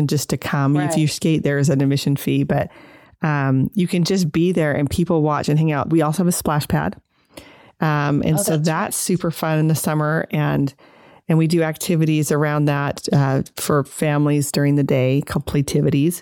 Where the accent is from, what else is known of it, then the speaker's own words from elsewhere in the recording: Holladay, Utah, United States; also born or lived in Minnesota; I grew up in Holiday